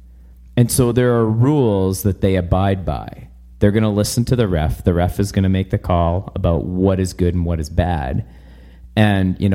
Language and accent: English; Vancouver, British Columbia, Canada; now in Airdrie, Canada; I grew up in British Columbia and Vancouver.